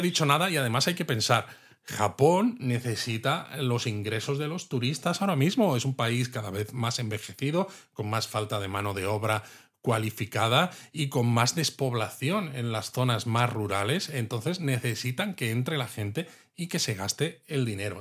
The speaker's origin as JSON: {"language": "Spanish", "country": "Spain", "said": "a los que somos de España"}